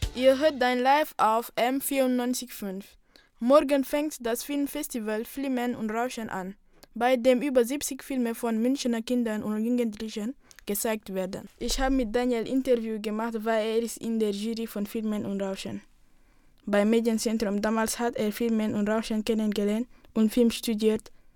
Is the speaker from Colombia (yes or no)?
no; Senegal; moved away as an adult; now in Germany; ich bin im Senegal geboren und lebe jetzt seit elf Monaten in Deutschland